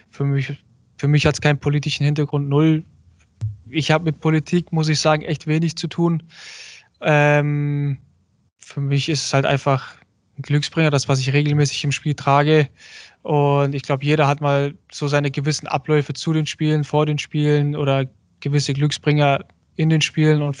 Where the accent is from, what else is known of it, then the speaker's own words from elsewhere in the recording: Germany; also ich bin Türke, ich fühle mich auch als Türke. Klar bin ich in Deutschland aufgewachsen, ich bin Deutschland auch, sagen wir mal, einiges dankbar.